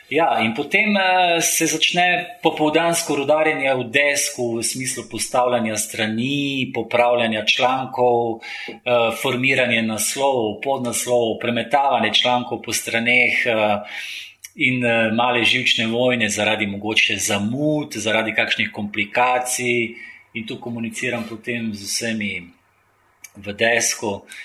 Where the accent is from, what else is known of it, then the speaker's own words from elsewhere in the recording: Slovenia; also born or lived in Yugoslavia; Pač rojeno Jugoslavijo, Jugoslovan, zato nisem nič manjši slovenc.